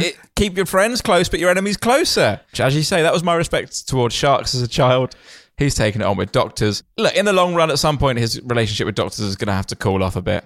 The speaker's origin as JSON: {"language": "English", "area": "Kent", "region": "South East England", "country": "United Kingdom", "tie": "born or raised there", "said": "when I was growing up in Kent"}